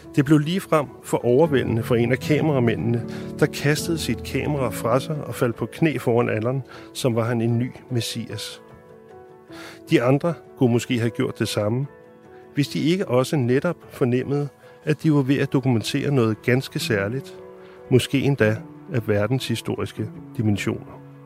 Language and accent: Danish; Denmark; som en dansker